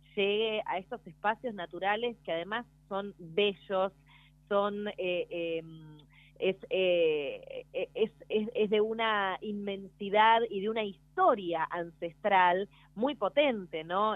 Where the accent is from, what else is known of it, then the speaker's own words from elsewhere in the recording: Buenos Aires, Argentina; como porteña desde la ciudad autónoma de Buenos Aires